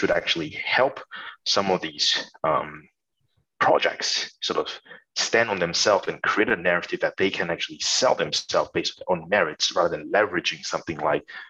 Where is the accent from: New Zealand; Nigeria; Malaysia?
Malaysia; moved away as an adult; also born or lived in Singapore; now in Australia; So I was born and I grew up in Malaysia, and I went to Singapore to study and also worked there for a few years